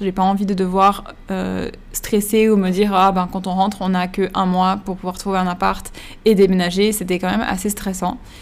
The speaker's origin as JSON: {"language": "French", "country": "Switzerland", "moved": "yes", "said": "Quand on vient de Suisse"}